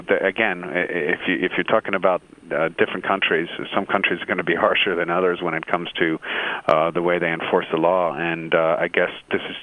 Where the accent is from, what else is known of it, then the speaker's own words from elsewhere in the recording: United States; as an American